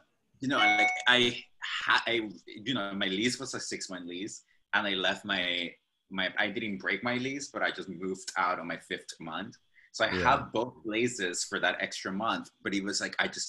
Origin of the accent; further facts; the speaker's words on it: Costa Rica; moved away as an adult; now in New York City, United States; I'm originally from Costa Rica